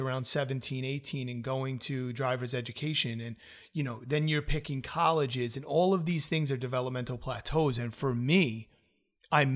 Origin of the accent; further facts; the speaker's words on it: New York, United States; also born or lived in South Florida; I'm from New York